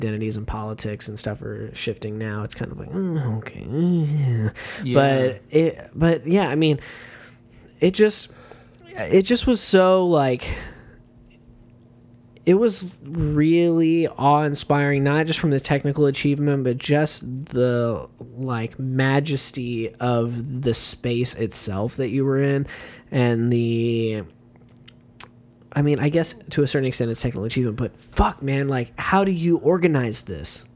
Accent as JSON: {"language": "English", "country": "United States", "said": "as an American"}